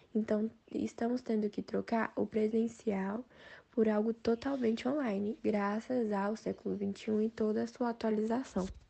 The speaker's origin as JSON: {"language": "Portuguese", "town": "Brasília", "region": "Federal District", "country": "Brazil", "said": "eu sou de Brasília DF"}